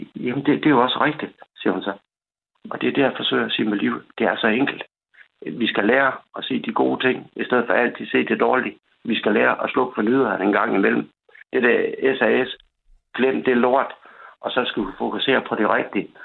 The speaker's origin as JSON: {"language": "Danish", "area": "North Jutland", "region": "North Denmark Region", "country": "Denmark", "said": "Vi kommer fra Nordjylland"}